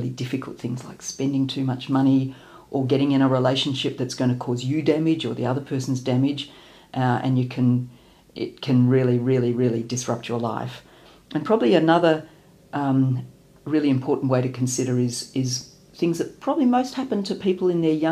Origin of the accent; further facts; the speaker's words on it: Melbourne, Victoria, Australia; I'm from Melbourne